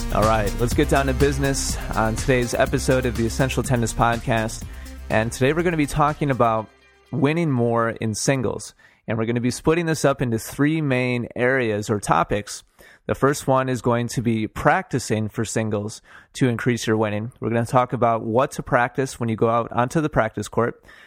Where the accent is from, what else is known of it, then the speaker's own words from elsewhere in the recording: Milwaukee, Wisconsin, United States; I'm from Wisconsin. I was born and, and raised in Milwaukee.